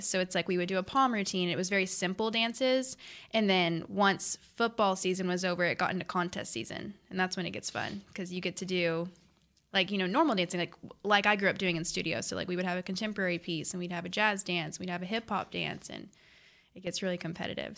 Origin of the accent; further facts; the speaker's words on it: North Richland Hills, Texas, United States; I'm a Dallas girl. So I grew up here my whole life